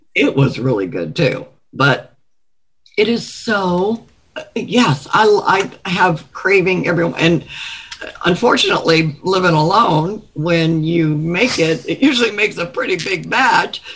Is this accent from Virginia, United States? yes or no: yes; Virginia Beach, Virginia, United States; now in Orlando, United States; from Virginia Beach, Virginia, but I live in Orlando, Florida